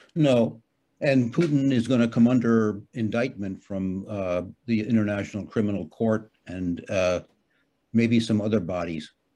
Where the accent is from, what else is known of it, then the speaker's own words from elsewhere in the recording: United States; now in Hamburg, Germany; I'm an American citizen and I, you know, for me, Germany is sort of a pit stop.